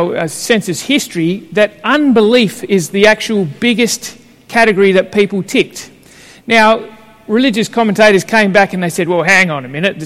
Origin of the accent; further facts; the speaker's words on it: Melbourne, Victoria, Australia; moved away; I grew up in Carlton when I was young